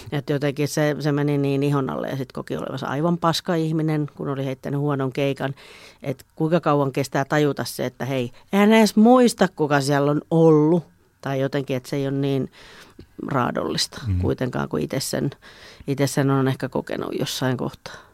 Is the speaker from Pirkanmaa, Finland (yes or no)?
yes; Juupajoki, Pirkanmaa, Finland; now in Tampere, Finland; mä oon syntynyt Juupajoella.